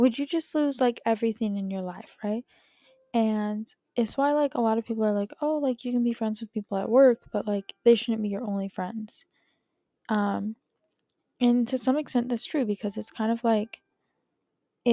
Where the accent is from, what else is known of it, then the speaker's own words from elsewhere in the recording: California, United States; I grew up in California